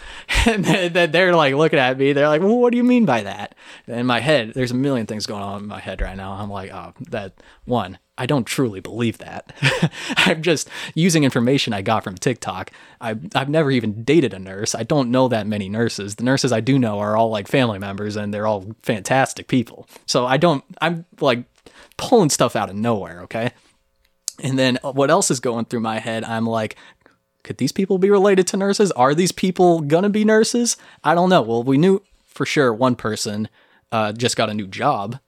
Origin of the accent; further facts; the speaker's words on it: Texas, United States; moved away; I was from Texas